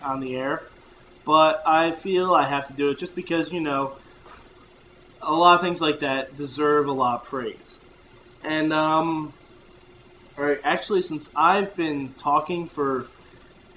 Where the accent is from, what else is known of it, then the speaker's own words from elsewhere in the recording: New York, United States; also born or lived in Poughkeepsie, New York; I am from New York, born, raised, and paid, laid, and made in New York